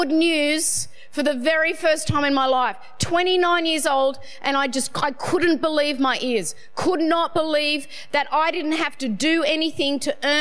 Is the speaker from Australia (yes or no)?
yes; Sydney, New South Wales, Australia; I'm from Northern Beaches